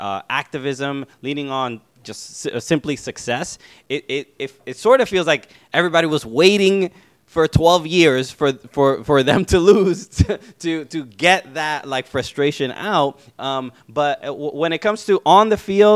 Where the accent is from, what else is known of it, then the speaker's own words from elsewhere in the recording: New York City, New York, United States; I grew up in Brooklyn. You know, son of Dominican immigrants